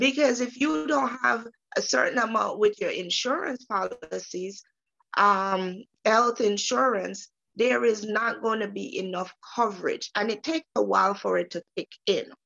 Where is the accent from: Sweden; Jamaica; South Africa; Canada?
Jamaica; moved away; I am from the beautiful island of Jamaica